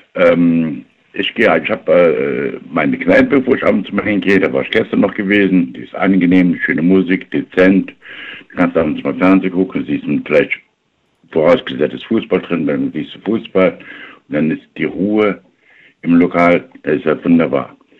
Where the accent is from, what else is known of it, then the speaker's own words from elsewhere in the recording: Eifel, Germany; ich komme aus der Eifel